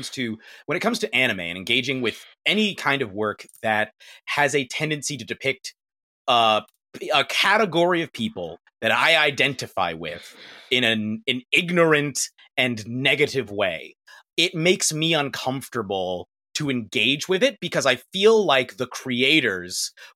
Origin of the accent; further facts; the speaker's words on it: United States; I'm from America